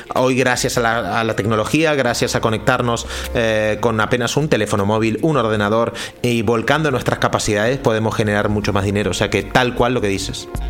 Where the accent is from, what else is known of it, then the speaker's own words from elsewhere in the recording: Argentina; also born or lived in Central America; now in Spain; yo soy argentino, hace 20 años que vivo en España, he vivido en Centroamérica también